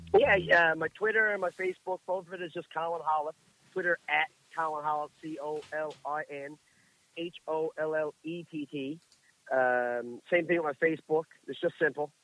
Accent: Marystown, Newfoundland and Labrador, Canada; I'm from Marystown

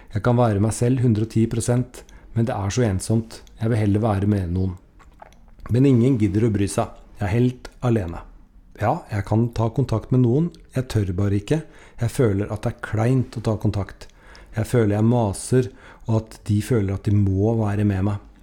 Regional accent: Norway; hun og vi er nordmenn

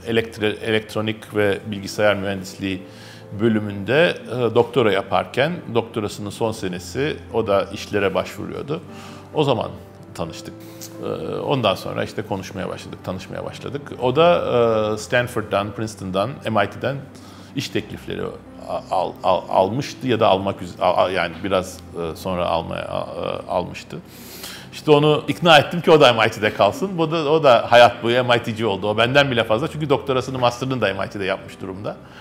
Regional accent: Istanbul, Turkey; also born or lived in Kurtuluş / Şişli / Zincirlikuyu; Benim çocukluğumun büyük bölümü Kadıköy'de geçti.

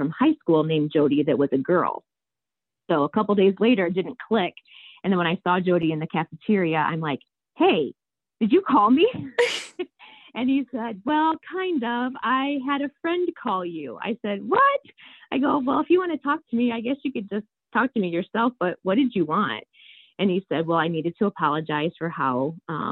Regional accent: Niles, Michigan, United States; I grew up in Niles, Michigan, and I grew up in a coach's home

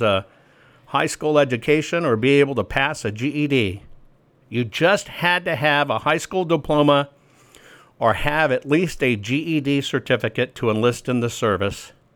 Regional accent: Arkansas, United States; I'm from Arkansas

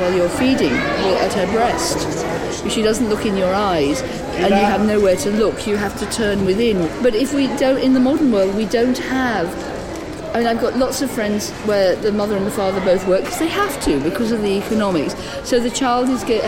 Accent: Devon, South West England, United Kingdom; also born or lived in London; I'm from Devon

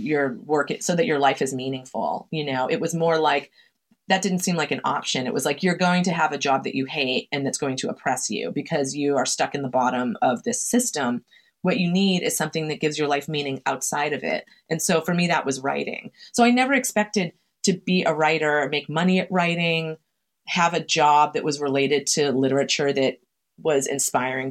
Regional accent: Chelsea, Massachusetts, United States; born or raised there

